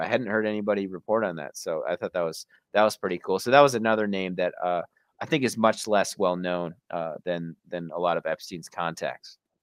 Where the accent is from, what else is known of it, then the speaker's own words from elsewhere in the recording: Wisconsin, United States; I'm from Wisconsin myself